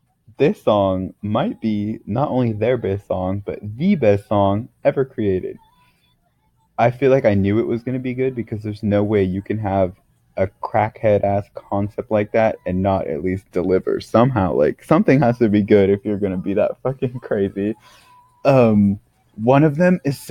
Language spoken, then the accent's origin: English; United States; now in South Korea; being an American